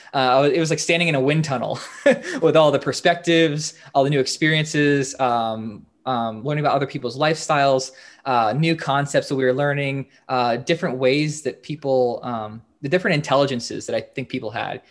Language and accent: English; Northern Virginia, United States; I'm originally from Northern Virginia, uh, so I didn't go very far.